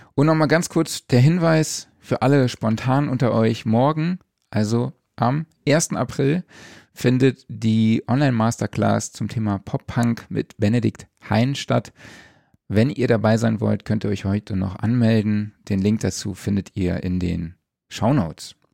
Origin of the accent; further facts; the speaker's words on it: Saarland, Germany; bei mir ja direkt um die Ecke ist von meiner Heimat aus. Das ist ein Katzensprung vom Saarland.